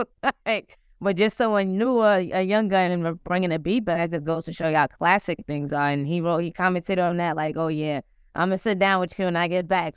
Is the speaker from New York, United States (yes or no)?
yes; New York City, New York, United States; I'm from Queens